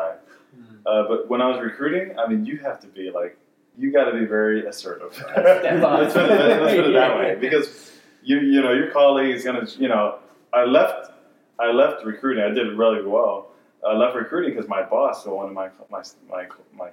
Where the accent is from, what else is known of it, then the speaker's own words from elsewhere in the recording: Houston, Texas, United States; also born or lived in Willmar, Minnesota; grew up in the suburbs of Houston, went to U of H, studied psychology